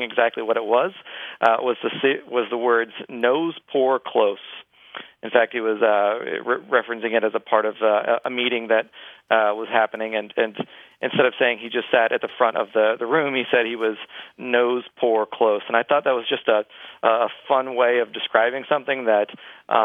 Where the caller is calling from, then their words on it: Dallas, Texas, United States; I'm calling from Dallas.